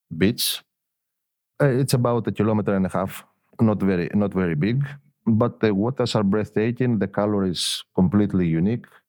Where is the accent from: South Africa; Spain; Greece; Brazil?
Greece; Elafonisos, Peloponnese; also born or lived in Athens; I was born I was born in Athens, but my parents were living both of them in, in Elafonisos